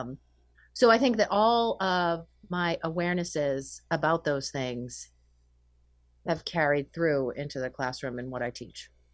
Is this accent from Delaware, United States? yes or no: no; Winchester, Massachusetts, United States; I grew up in Winchester, Massachusetts